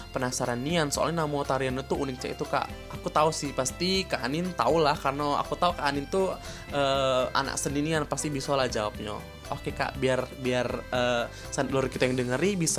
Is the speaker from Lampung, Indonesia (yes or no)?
no; Palembang, South Sumatra, Indonesia; Sumpah sih aku sebagai orang Palembang bangga nian sih